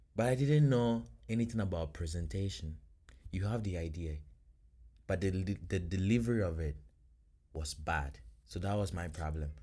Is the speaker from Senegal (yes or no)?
no; Ghana; now in Florida, United States